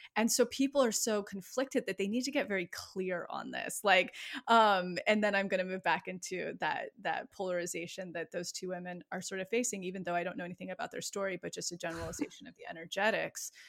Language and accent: English; outside of Yosemite, California, United States; moved away; my hometown outside of Yosemite